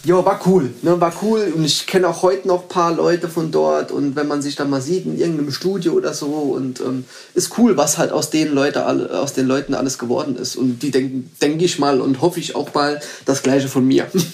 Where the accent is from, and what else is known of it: Saarbrücken, Saarland, Germany; born or raised there